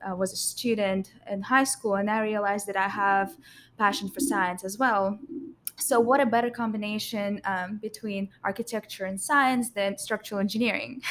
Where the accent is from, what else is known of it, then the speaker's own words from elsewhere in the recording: Russia; moved away as an adult; now in United States; I came from Russia, and that's where I attended high school.